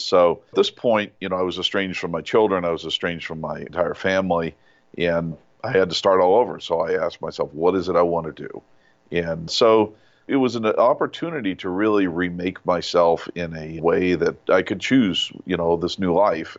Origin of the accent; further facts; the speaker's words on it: Yucaipa, California, United States; walking home from school in this little town in Yucaipa, I grew up in California